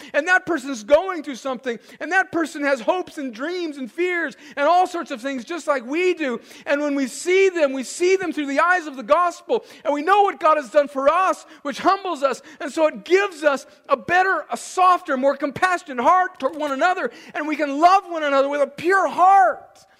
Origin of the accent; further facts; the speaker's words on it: United States; we, as American Christians